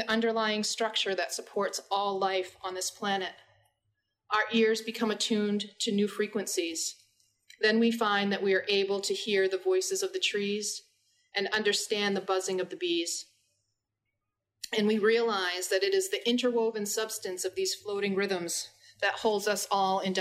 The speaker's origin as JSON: {"language": "English", "area": "Penobscot Nation", "region": "Maine", "country": "United States", "said": "I'm from the Penobscot Nation"}